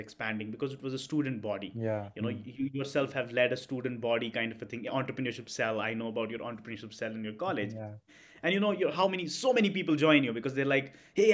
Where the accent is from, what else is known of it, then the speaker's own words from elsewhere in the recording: Srinagar, Jammu and Kashmir, India; moved away as an adult; also born or lived in Chennai; I was born and brought up in Kashmir for most of my life. And, in Kashmir, the temperatures don't go beyond 32, 33 during the summers, in Srinagar, at least.